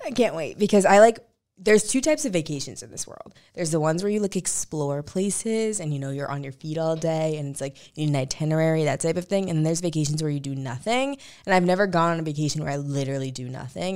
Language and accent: English; St. Louis, Missouri, United States; I'm from Saint Louis